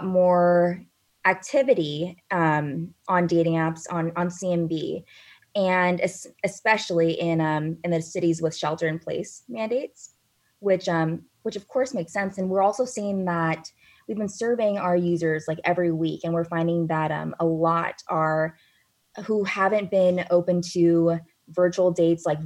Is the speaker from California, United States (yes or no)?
yes; Tracy, California, United States; moved away as an adult; now in San Francisco, United States; that's where I'm from. I'm from Tracy